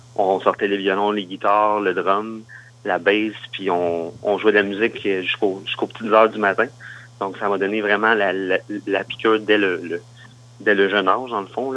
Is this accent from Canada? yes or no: yes; Granby region, Quebec, Canada; now in Quebec City, Canada; je viens de la, région de Granby, en fait, un, petit village comme juste à côté